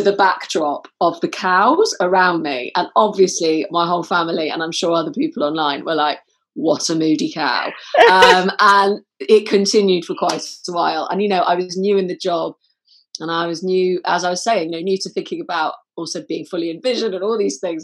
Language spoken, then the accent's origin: English; Manchester, North West England, United Kingdom; growing up in Manchester, you know, I'd go to places quite places like Affleck's Palace